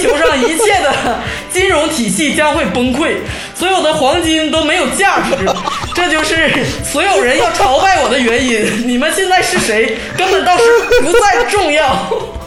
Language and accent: Chinese; Changchun, Jilin, China; 原来就是个长春土生土长的人